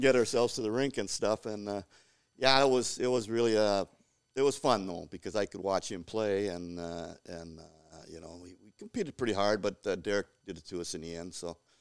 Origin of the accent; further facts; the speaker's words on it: Cloquet, Minnesota, United States; growing up in Cloquet in the sixties, uh, was awesome